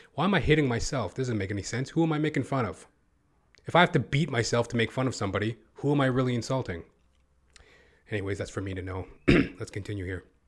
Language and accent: English; Toronto, Ontario, Canada; I hail from Toronto, Canada